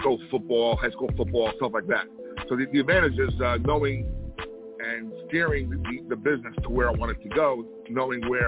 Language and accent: English; Elmwood Park, New Jersey, United States; Right now, I'm in Elmwood Park, New Jersey. We're about 15, 20 minutes outside of New York City